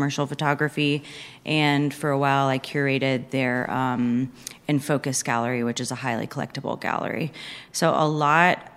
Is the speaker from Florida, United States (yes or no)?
yes; Pensacola, Florida, United States; moved away as an adult; also born or lived in Greensboro, North Carolina; now in Winston-Salem, United States; So I am from Pensacola, Florida, originally. Come from 3 generations of being there and small business owners. So there is quite a big family there that I grew up around